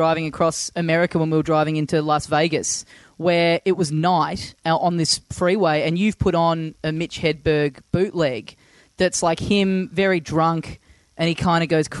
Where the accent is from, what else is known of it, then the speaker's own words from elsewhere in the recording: Melbourne, Victoria, Australia; I'm from Melbourne